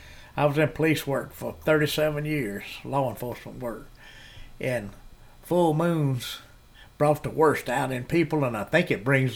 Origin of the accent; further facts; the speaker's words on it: West Point, Mississippi, United States; also born or lived in Tupelo, Mississippi; the old mayor of West Point, Kenny Deal, and I grew up together in West Point.